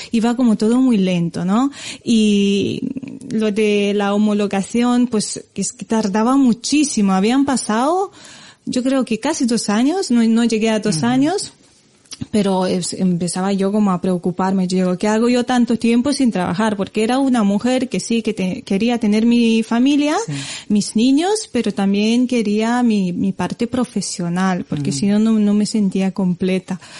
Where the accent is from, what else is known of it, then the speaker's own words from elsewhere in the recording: Romania; Spanish is a second language; moved away as an adult; now in Spain; antes de, mudarme aquí a España, que ya llevo años, de hecho, si, si cuento bien, creo que tiro ya para los 16 años aquí, me considero más española que, que rumana